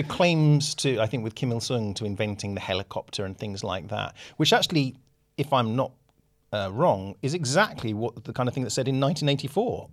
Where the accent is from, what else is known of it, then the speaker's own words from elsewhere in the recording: United Kingdom; as a British person